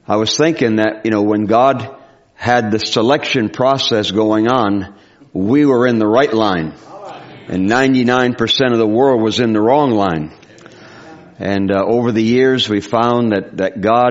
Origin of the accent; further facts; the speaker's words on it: Providence, Rhode Island, United States; I grew up in Providence, Rhode Island on Mystic Street